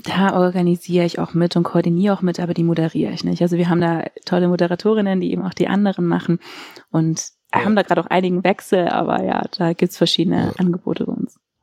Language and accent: German; Sindelfingen, Baden-Württemberg, Germany; also born or lived in Filderstadt; now in Lüneburg, Germany; ich bin eigentlich in Filderstadt geboren, so, aber da waren wir nur kurz fürs Krankenhaus, aber wirklich aufgewachsen bin ich in Sindelfingen